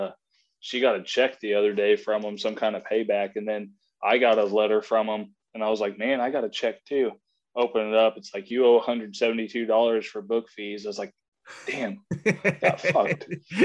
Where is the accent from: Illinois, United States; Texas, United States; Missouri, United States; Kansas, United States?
Missouri, United States; St. Mary; I'm from Southeast Missouri, a small town called St. Mary. I'm about 72 miles south of St. Louis. I kind of grew up bow hunting.